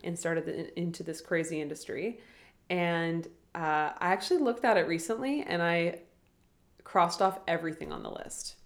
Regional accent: Ottawa, Ontario, Canada; growing up in Ottawa and especially like from a small town

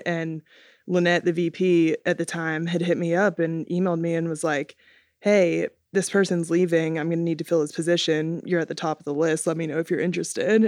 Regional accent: Atlanta, Georgia, United States; I'm from Atlanta

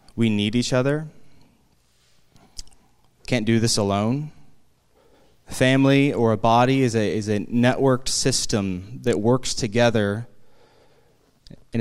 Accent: East Bay, California, United States; moved away as an adult; now in Sonoma County, United States; We had were born and raised in the East Bay

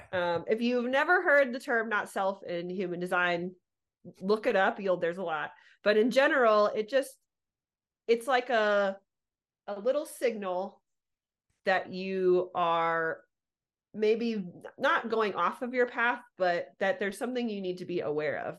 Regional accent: Southern California, United States; I was actually born and raised in Southern California

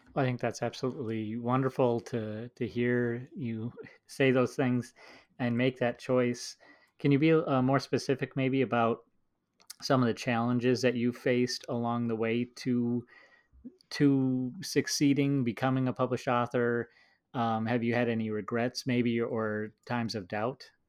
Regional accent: Minnesota, United States; someone who grew up in the Midwest

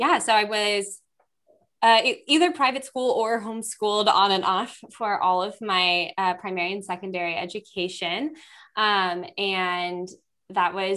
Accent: Virginia, United States; I was born in Virginia to wonderful people, and my whole extended family is all now in Virginia as well. So I grew up surrounded by grandparents and aunts and uncles and cousins.

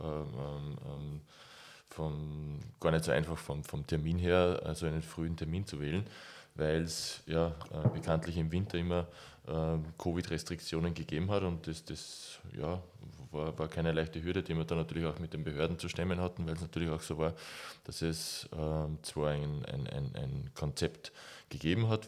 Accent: near Weitra, Lower Austria, Austria; Weitra ist fünf Kilometer von dem Ort entfernt, wo ich aufgewachsen bin.

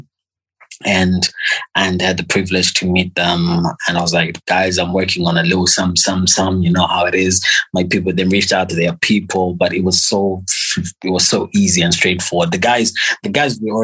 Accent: Zimbabwe; I'm from Zimbabwe

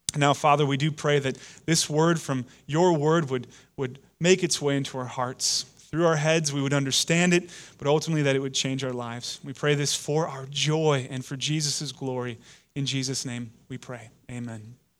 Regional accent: United States; we Americans have historically been against the, the reign and rule of, of kings and queens over us, it's kind of part of our D N

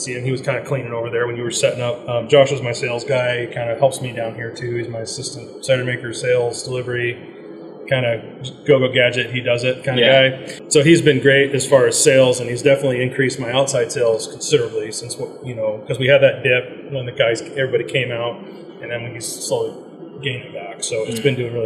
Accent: Ridgefield, Washington, United States; I was born and raised in a little town called Richfield, Washington, just north of about 20 minutes north of Portland, Vancouver.

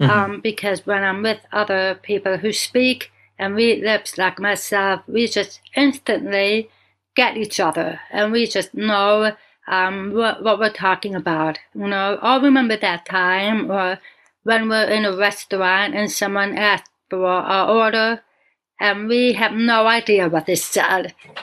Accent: Buffalo, New York, United States; born there; And I tell them I was born in Buffalo, New York. No. Where are you really from? I am American. I was born in New York State.

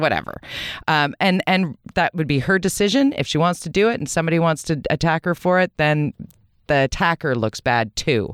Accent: Vancouver, British Columbia, Canada; also born or lived in Toronto / United States; I was born in Vancouver. I was raised in Vancouver.

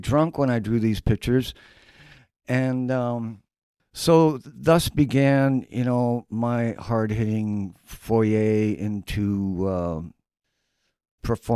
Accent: Dayton, Ohio, United States; moved away as an adult; now in Chicago, United States; I grew up in Dayton, Ohio

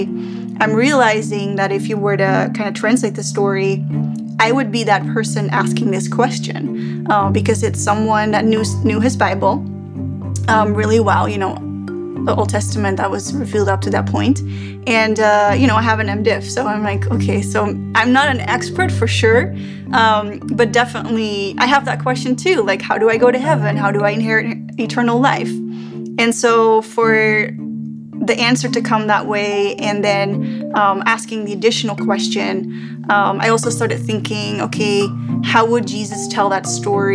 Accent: Netherlands; moved away as an adult; also born or lived in Middle East; now in United States; I'm born in the Middle East, but I grew up in Holland and I came to the US about 12 years ago

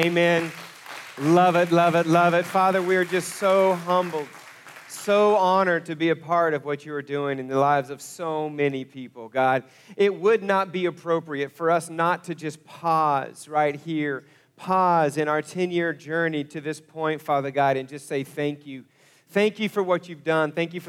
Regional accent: Broken Arrow, Oklahoma, United States; moved away as an adult; also born or lived in Kansas; we actually moved our family back to Northeast Oklahoma. I was born and raised in Broken Arrow, but we had moved away to Kansas.

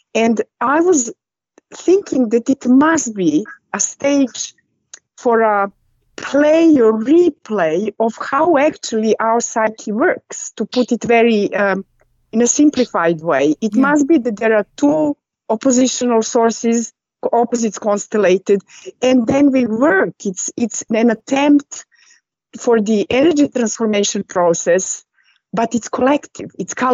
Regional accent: Norway; English is a second language; now in England, United Kingdom; And we actually met when I came from Norway to England, actually on Chelsea match versus Arsenal.

